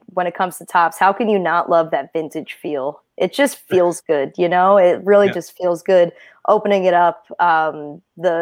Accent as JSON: {"language": "English", "area": "Jersey Shore", "region": "New Jersey", "country": "United States", "tie": "born or raised there", "said": "I come from the Jersey Shore, so it's just something I grew up with, you know, being at the beach and by the ocean"}